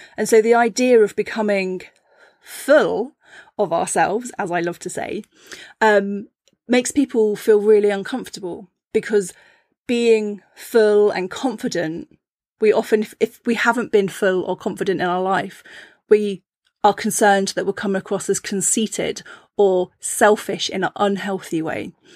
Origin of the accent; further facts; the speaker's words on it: Cornwall, South West England, United Kingdom; I grew up in Cornwall, and I lived in a seaside town